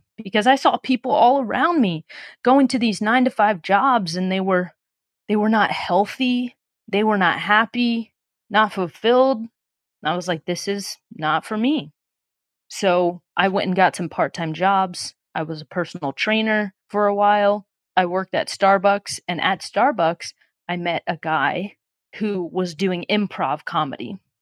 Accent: Illinois, United States; moved away as an adult; also born or lived in Los Angeles, United States; we're both from Illinois

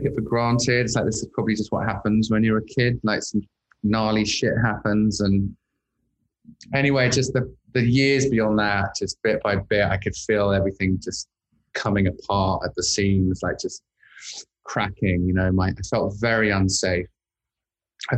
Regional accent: London, United Kingdom; moved away as an adult; now in Los Angeles, United States; I'm originally from London, England. In fact, I spent most of my life growing up in London, schooling in London

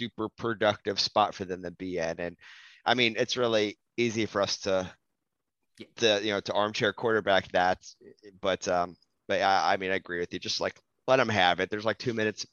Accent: United States; We're American

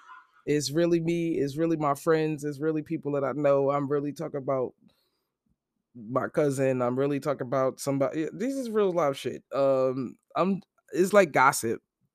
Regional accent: Brooklyn, New York, United States; Then I'm actually from Brooklyn. Brooklyn born.

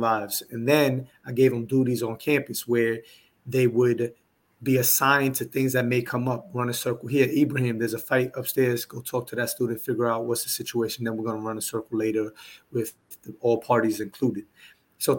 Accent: New York City, New York, United States; moved away as an adult; now in Houston, United States; when I moved to Houston, Texas, where I currently reside, I'm from New York City.

